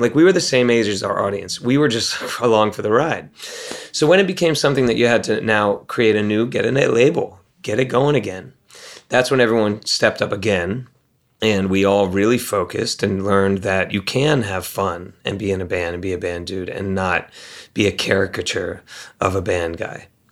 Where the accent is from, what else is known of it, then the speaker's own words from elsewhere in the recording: Maryland, United States; also born or lived in Ohio; We come from Maryland. We come from Ohio. That's who we represent.